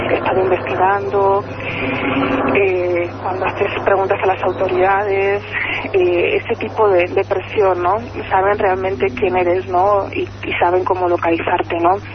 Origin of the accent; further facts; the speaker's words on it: Pamplona, Navarre, Spain; Yo soy una chica altísima, eh, parezco, pues no sé, soy de Pamplona, parezco parezco una, una americana, ¿no? Para, no, una chica mexicana. Eh, soy periodista